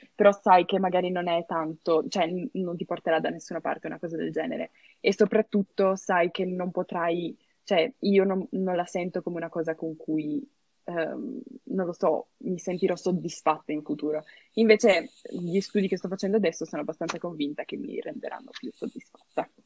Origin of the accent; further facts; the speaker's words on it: Turin, Piedmont, Italy; moved away as an adult; now in Trento, Italy; che vengo da Torino